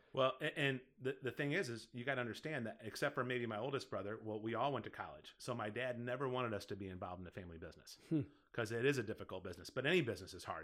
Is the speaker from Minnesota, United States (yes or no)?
no; Collinsville, Illinois, United States; now in Caseyville, United States; it ended up being in my hometown because I lived in Collinsville yep. before I moved here to Caseyville.